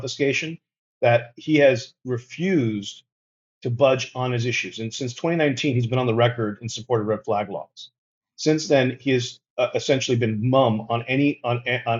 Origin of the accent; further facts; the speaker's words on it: Florida, United States; We're from Florida who went through COVID in Florida